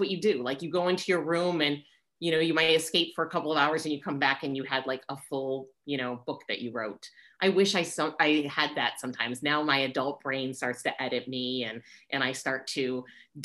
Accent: New York City, New York, United States; moved away as an adult; now in Southern California, United States; as a New Yorker

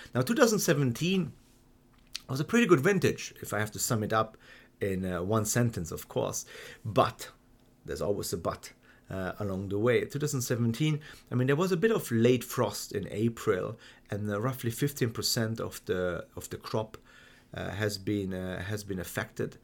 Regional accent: Hungary; also born or lived in Germany; I've been born and raised in Germany and then grew up in Hungary

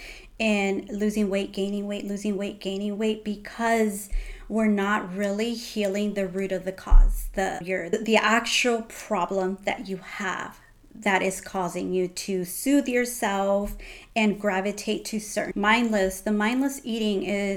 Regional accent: United States; now in Japan; I'm American

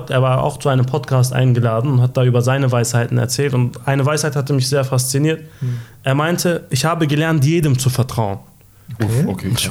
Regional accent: Hanover, Lower Saxony, Germany; ich meine, wir kommen aus Hannover Nordstadt, äh, represent.

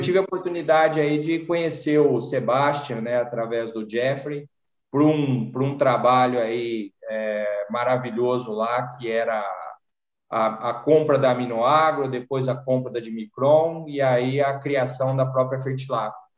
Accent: Jardinópolis, São Paulo, Brazil; accent: sotaque do interior de São Paulo; also born or lived in Batatais; um sítio em Jardinópolis da família. Mas toda a minha infância foi, foi no sítio.

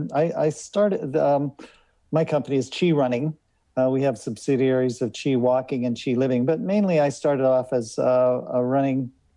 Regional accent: Boulder, Colorado, United States; moved away as an adult; also born or lived in San Francisco; I grew up mostly in Boulder, Colorado

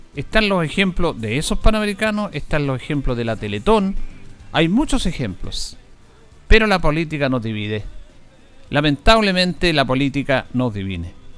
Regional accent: Chile; los chilenos nos reencontramos con lo mejor de nosotros

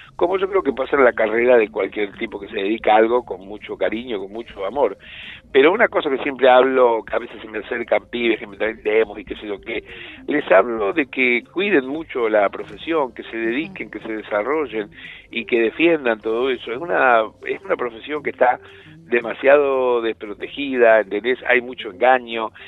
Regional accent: Rosario, Santa Fe, Argentina; yo soy nieto de andaluces y piamonteses y soy de Rosario

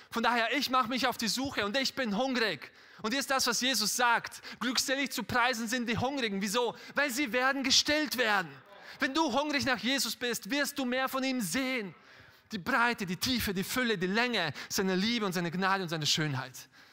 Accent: Styria, Austria; ich bin in Österreich aufgewachsen, in der Steiermark

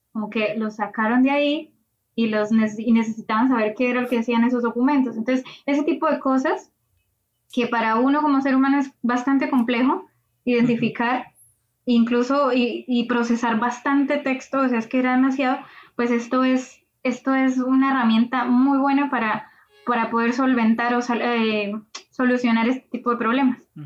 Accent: Colombia; moved away as an adult; now in Valencia, Spain; soy de Colombia

